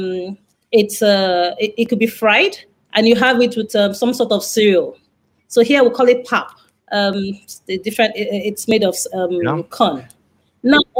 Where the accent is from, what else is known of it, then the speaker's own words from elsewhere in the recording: Nigeria; also born or lived in northeast Nigeria / western Nigeria; I grew up in Lagos, Nigeria. Well, in different parts of Nigeria, so northeast and western Nigeria, around Nigeria.